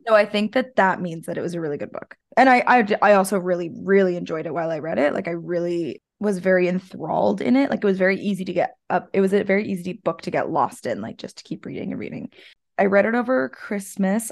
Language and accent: English; Canada; Us Canadians